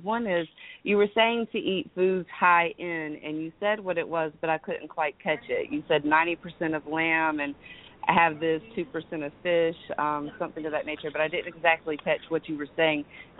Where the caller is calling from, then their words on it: Greensboro, North Carolina, United States; I'm calling from Greensboro, North Carolina.